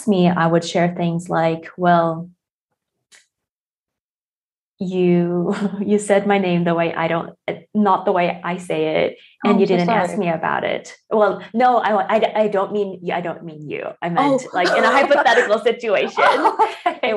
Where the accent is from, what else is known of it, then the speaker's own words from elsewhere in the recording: South Korea; I'm from South Korea